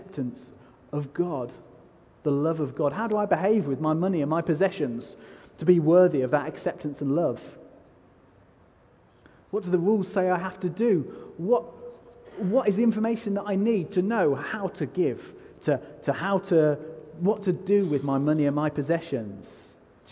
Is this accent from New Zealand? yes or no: no; United Kingdom; I'm so British